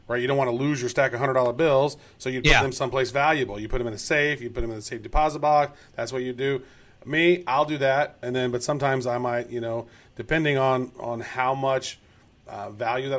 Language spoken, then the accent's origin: English; Kansas City, United States; wearing my hometown jersey